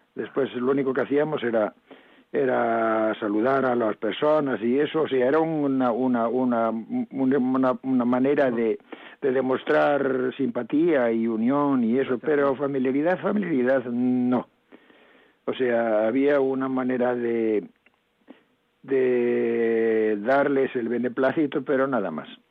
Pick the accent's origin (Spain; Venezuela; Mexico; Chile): Spain; mountains of Lugo, Galicia; also born or lived in Caión, A Coruña; O sea que nací en Cayón, en aquí en La Coruña. No quiere decir que me haya criado aquí, porque luego me marché a la, a la montaña de Lugo